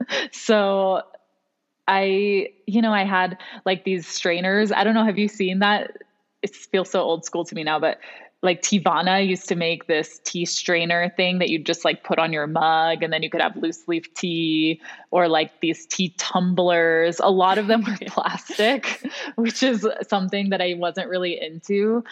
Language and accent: English; Hong Kong; also born or lived in New York / Miami; now in United States; I'm half Venezuelan, half American. I was raised in Hong Kong. So very international in that way. And as an adult, I've spent most of my time in New York and Miami before moving out here to the mountains.